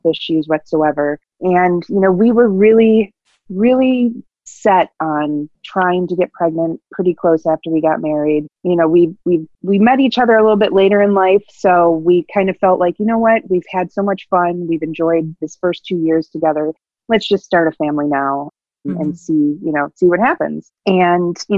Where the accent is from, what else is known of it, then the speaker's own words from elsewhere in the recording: Buffalo, New York, United States; also born or lived in Batavia, New York, United States; I grew up in the Buffalo, New York area